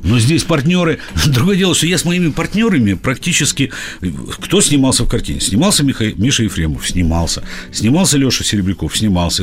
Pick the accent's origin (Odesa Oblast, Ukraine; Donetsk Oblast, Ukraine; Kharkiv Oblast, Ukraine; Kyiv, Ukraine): Odesa Oblast, Ukraine; Odesa; moved away as an adult; also born or lived in Saint Petersburg, Russia; now in Moscow, Russia; Я, как, как Жванецкий, родился в Одессе, поработал, помучился в Петербурге и вернулся в Москву